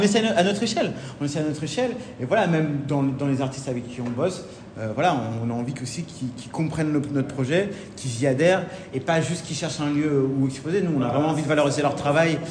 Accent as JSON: {"language": "French", "region": "Normandy", "country": "France", "also_born_or_lived": "Lille", "moved": "yes", "lives_now": "Paris, France", "said": "je suis un petit Normand"}